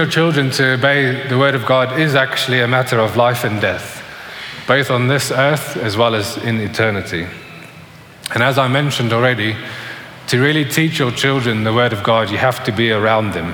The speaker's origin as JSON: {"language": "English", "country": "South Africa", "tie": "born or raised there", "said": "when I was growing up in South Africa, probably around the age of 8 or 9"}